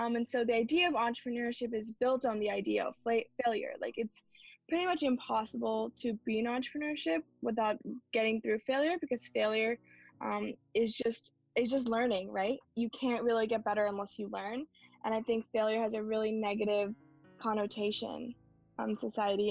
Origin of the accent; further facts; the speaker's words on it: Bay Area, California, United States; I was born in the Bay Area, mm-hmm. born and brought up here